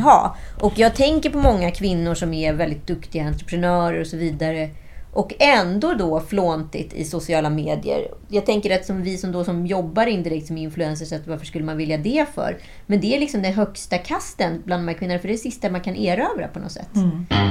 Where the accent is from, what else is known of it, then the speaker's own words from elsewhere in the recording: Sweden; vi som svenskar